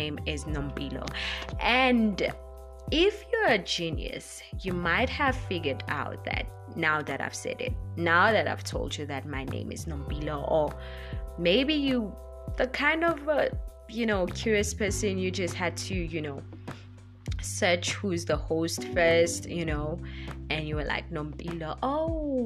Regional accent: South Africa; English is a second language; I'm African, South African to be more precise.

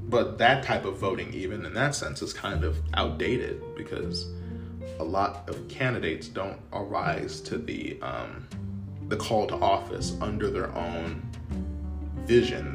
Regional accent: United States; as an American

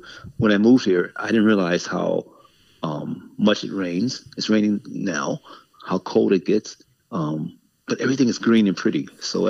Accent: Los Angeles, California, United States; moved away as an adult; now in North Carolina, United States; I've been in LA all my life

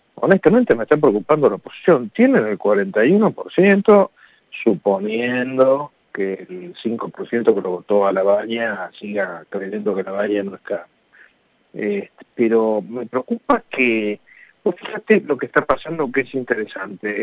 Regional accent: Argentina; somos argentinos

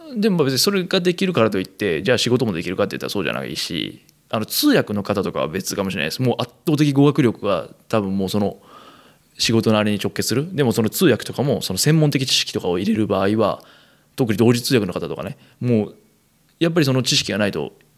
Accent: Kansai, Japan; moved away as an adult; 生まれも育ちも関西という生粋の関西人

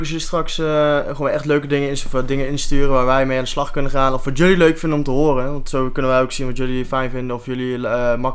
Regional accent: North Brabant, Netherlands; Ik kom zelf uit Brabant.

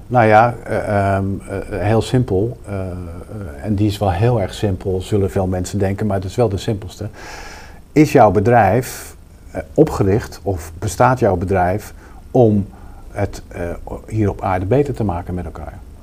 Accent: Rotterdam, South Holland, Netherlands; ik kom uit Rotterdam

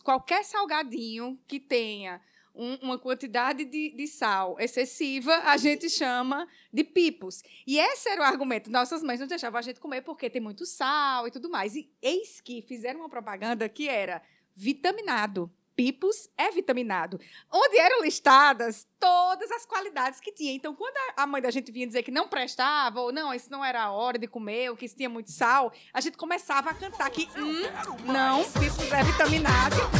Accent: Paraíba, Brazil; now in Ceará, Brazil; eu não sou daqui do Ceará, eu sou da Paraíba. Então, quando eu cheguei aqui no Ceará

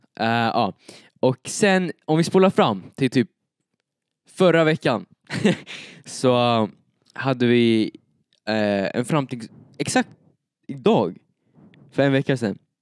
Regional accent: Eskilstuna, Södermanland, Sweden; now in Uppsala, Sweden; Jag bor i Uppsala nu, men jag är född i Eskilstuna.

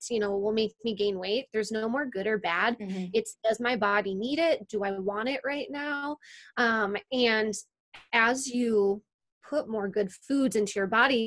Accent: Wisconsin, United States; moved away as an adult; also born or lived in California; I'm originally from Wisconsin

